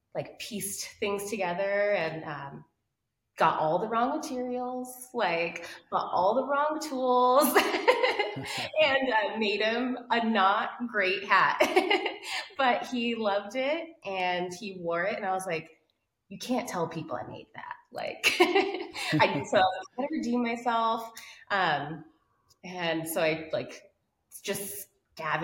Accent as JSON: {"language": "English", "town": "Albuquerque", "region": "New Mexico", "country": "United States", "said": "I'm from Albuquerque, New Mexico. I'm a desert kid."}